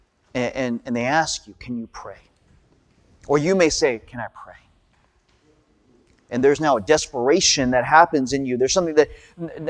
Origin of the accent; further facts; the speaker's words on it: United States; also born or lived in California; I'm Korean American